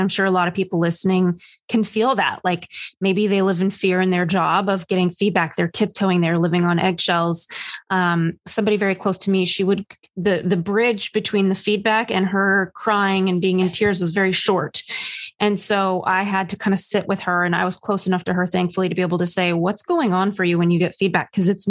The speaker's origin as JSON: {"language": "English", "region": "New York", "country": "United States", "said": "Oh my gosh. I hit a low as a New Yorker, Ethan, just the other day."}